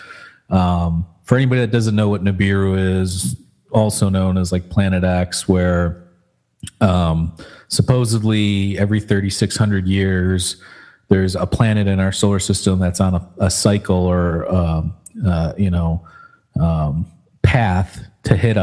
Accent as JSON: {"language": "English", "region": "Michigan", "country": "United States", "tie": "born or raised there", "said": "we grew up in Michigan"}